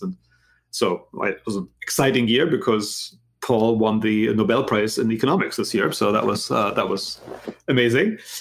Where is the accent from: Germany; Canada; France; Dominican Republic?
Germany; English is a second language; moved away as an adult; also born or lived in United States; now in Philadelphia, United States; as you can maybe hear from my accent. I'm not originally from this country. I'm actually from Germany, but I've been in this country now for a really long time. Uh, basically, left after high school.